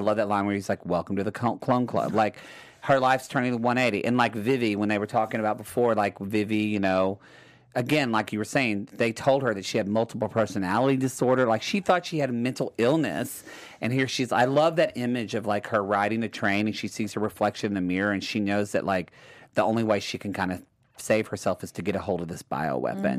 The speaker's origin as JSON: {"language": "English", "region": "Oklahoma", "country": "United States", "said": "I'm from Oklahoma."}